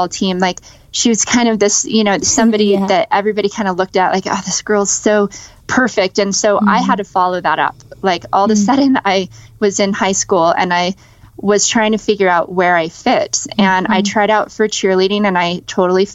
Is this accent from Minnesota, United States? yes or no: no; Las Vegas, Nevada, United States; I grew up in Las Vegas, and that's where I was born and raised.